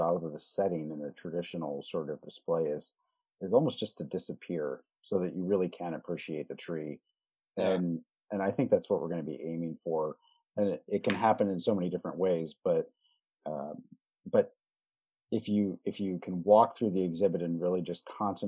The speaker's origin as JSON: {"language": "English", "area": "Mendocino County", "region": "California", "country": "United States", "tie": "born or raised there", "said": "I grew up in Mendocino County, and next to the house that I lived in until I was 11 years old"}